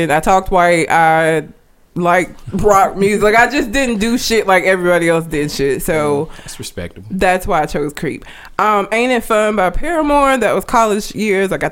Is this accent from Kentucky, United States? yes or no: no; Talladega, Alabama, United States; I grew up in Talladega.